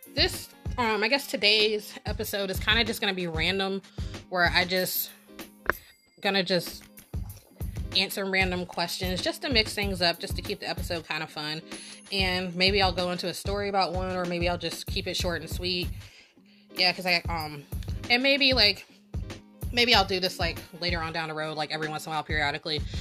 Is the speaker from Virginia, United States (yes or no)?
yes; Norfolk, Virginia, United States; I grew up in Norfolk, and then spent the other half of my life in Virginia Beach